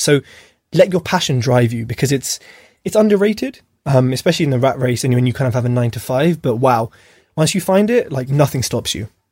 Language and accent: English; United Kingdom; being British born